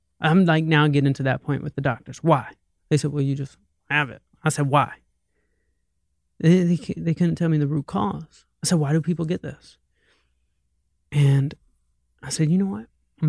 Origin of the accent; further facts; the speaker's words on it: the South, United States; And I'm from hip hop. I'm from the South.